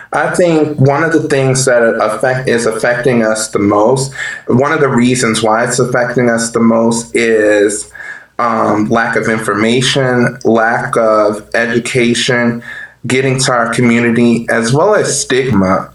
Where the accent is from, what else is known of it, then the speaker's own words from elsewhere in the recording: New Orleans, Louisiana, United States; moved away as an adult; I am from New Orleans, Louisiana, born and raised.